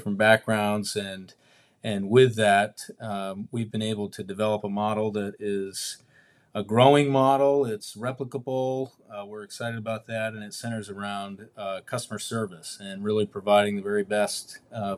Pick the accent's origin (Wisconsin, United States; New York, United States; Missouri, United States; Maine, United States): Maine, United States; moved away as an adult; now in Cape Coral, United States; I was in Maine my whole life